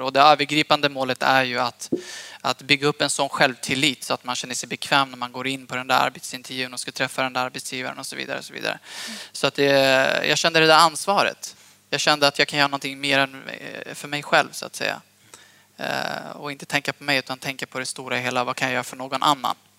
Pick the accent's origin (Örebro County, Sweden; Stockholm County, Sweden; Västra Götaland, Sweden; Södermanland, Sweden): Södermanland, Sweden; Eskilstuna; also born or lived in Hallstahammar; jag är född och uppvuxen i Eskilstuna från början